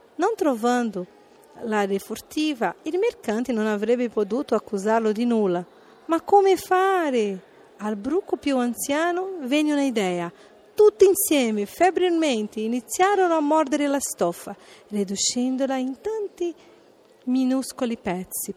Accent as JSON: {"language": "Italian", "region": "São Paulo", "country": "Brazil", "second_language": "Italian", "moved": "yes", "lives_now": "Italy", "said": "sono brasiliana di San Paolo"}